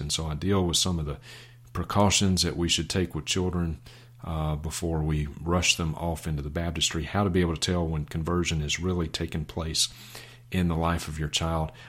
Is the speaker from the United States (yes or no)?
yes; Vicksburg, Mississippi, United States; I was born and reared in Vicksburg, Mississippi